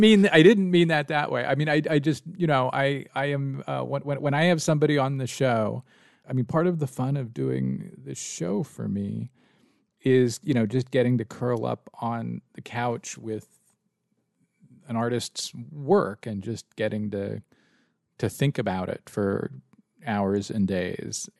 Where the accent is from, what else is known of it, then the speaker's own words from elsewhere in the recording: San Francisco, California, United States; moved away as an adult; also born or lived in Washington, D.C.; I grew up in San Francisco